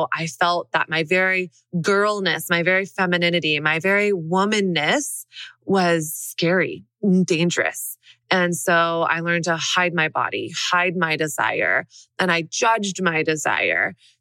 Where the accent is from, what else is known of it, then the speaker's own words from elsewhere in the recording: Dallas, Texas, United States; also born or lived in Brooklyn; now in New York, United States; I grew up in Dallas, Texas